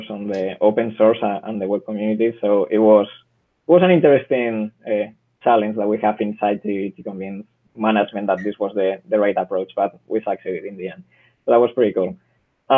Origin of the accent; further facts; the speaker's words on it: Spain; English is a second language; I'm from Spain